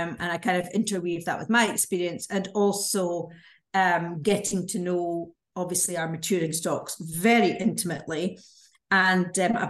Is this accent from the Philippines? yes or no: no; near Glendronach, Aberdeenshire, northeast of Scotland, United Kingdom; I'm from the northeast of Scotland, born and bred beside the three distilleries. I was born near Glendronach